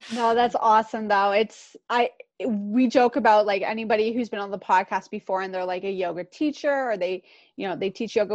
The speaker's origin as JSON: {"language": "English", "town": "Pickering", "region": "Ontario", "country": "Canada", "tie": "born or raised there", "said": "we both grew up in Durham region. I grew up in Pickering."}